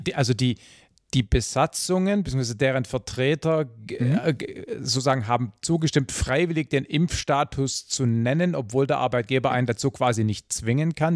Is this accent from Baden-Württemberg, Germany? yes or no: yes; Swabia, Baden-Württemberg, Germany; ich als Schwabe